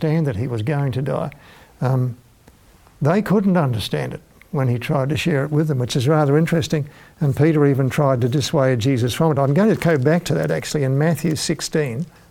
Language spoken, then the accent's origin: English; Launceston, Tasmania, Australia; as a small boy being a town kid growing up in Launceston in Tasmania